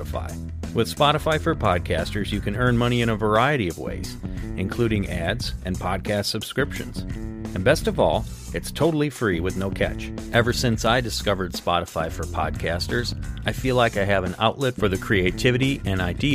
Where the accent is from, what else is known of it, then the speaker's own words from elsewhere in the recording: Wisconsin, United States; Luke and I grew up in Wisconsin